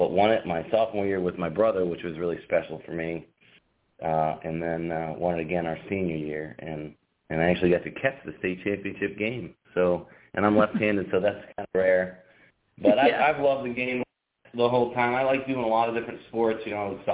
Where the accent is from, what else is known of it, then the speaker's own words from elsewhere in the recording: Readfield, Maine, United States; also born or lived in Portland, Maine; I was born in Portland, raised in Reedfield, Maine, which is just outside of Augusta